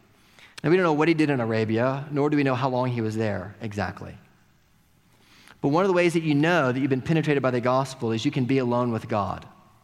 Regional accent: Oklahoma, United States; living and growing up in Oklahoma or in the South, like most of us did

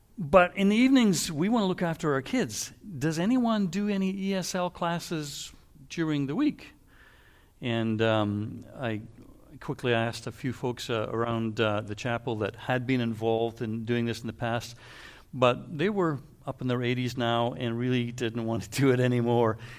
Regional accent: Canada; also born or lived in Waterloo; we're Canadian

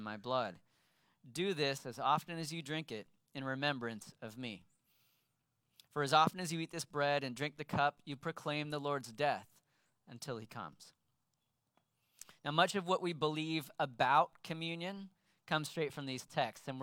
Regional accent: Sacramento, California, United States; I grew up in Sacramento

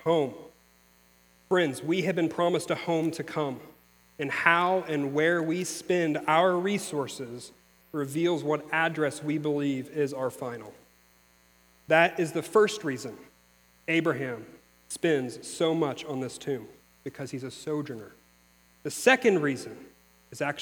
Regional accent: Missouri, United States; moved away; I'm from Missouri

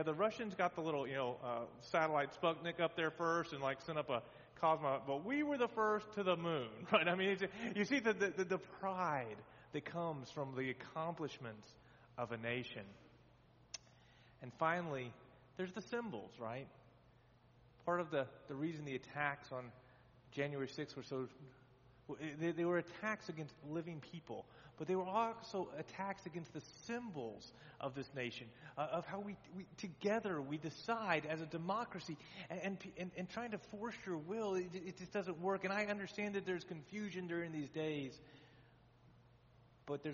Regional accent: Texas, United States; now in near Washington, D.C., United States; I grew up in Texas

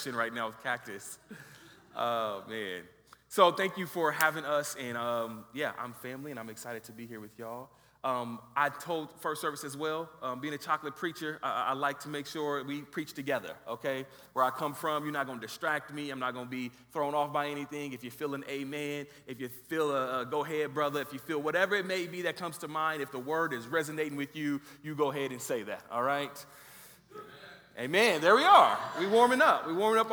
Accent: Los Angeles, California, United States; moved away as an adult; also born or lived in Riverside, California; now in Boulder, United States; We are originally from Los Angeles, born and raised in Los Angeles, California.

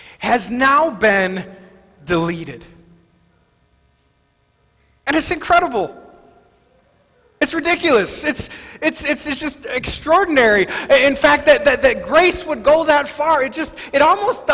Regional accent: Wisconsin, United States; I grew up in Wisconsin during the 80s and the 90s

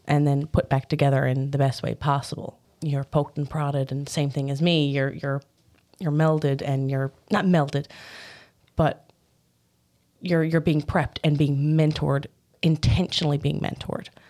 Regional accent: Newfoundland and Labrador, Canada; I grew up in Birch Bay, Newfoundland.

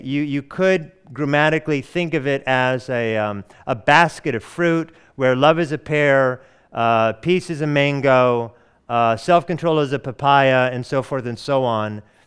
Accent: Oregon, United States; also born or lived in Hawaii; now in Atlanta, United States; I hail from the Pacific Northwest of the United States, Oregon

